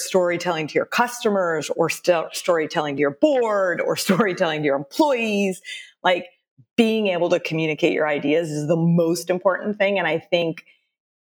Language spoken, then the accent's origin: English; San Jose, California, United States; also born or lived in Austin, Texas / Cupertino, California; I was born in San Jose, but we spent 7 years in Austin, Texas, my family, from fourth grade to about a sophomore in high school.